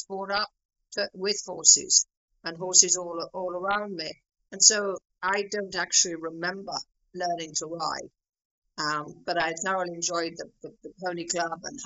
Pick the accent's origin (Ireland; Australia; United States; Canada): Ireland; Meath, Leinster; also born or lived in England / Paris; growing up in Meath? I came to Meath when I was, I think, 18 months old.